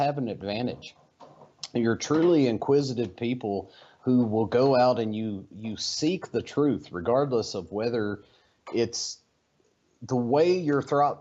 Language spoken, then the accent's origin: English; Eastern Kentucky, United States; moved away; Growing up in Eastern Kentucky, as a poor child